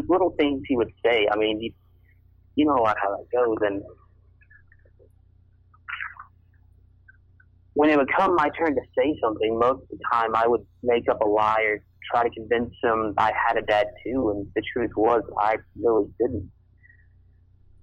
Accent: Texas, United States; now in Kansas, United States; I'm originally from Texas

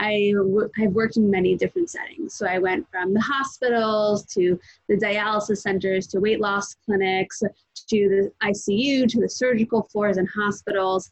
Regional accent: New York, United States; also born or lived in New Jersey; I was born in New Jersey, but I've been in New York for most of my life.

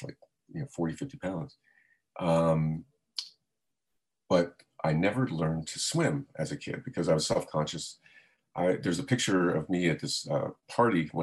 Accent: South Florida, United States; I grew up in South Florida

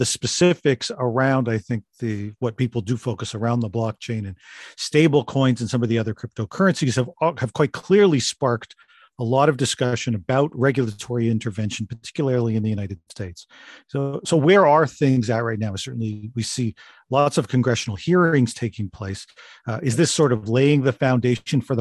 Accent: Canada; as a Canadian

